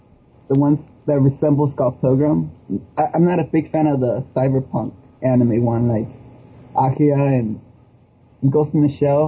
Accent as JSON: {"language": "English", "country": "Mexico", "tie": "born or raised there", "moved": "yes", "said": "I grew up in Mexico, and they tended to show a lot of anime on network TV."}